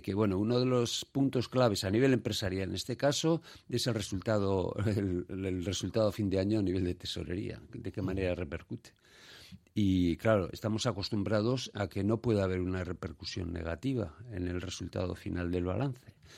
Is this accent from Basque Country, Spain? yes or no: yes; Basque Country, Spain; somos una sociedad en general solidaria, hablo de Euskadi